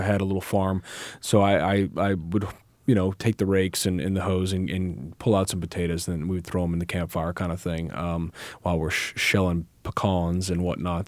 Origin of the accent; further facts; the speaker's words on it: New Orleans, Louisiana, United States; I grew up in New Orleans with a company called Hubigs Pies